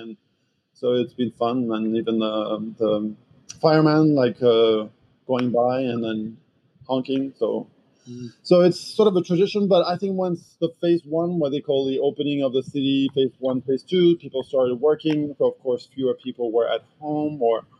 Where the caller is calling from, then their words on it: Manhattan, New York, United States; Well, I am in the northern tip of Manhattan, so it's called Inwood, north of Washington Heights, for those who are familiar with the city.